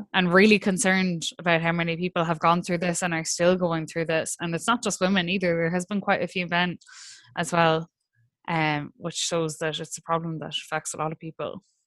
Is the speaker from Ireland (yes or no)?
yes; Ireland; as Irish people